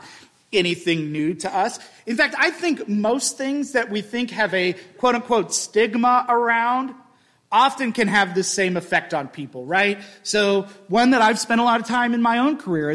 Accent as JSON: {"language": "English", "region": "Midwest", "country": "United States", "said": "I'm from the Midwest where a goodbye takes 45 minutes"}